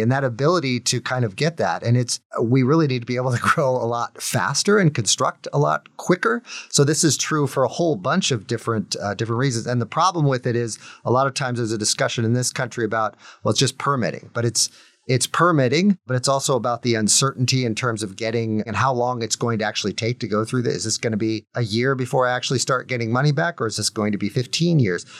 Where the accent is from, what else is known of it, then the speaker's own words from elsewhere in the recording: United States; as an American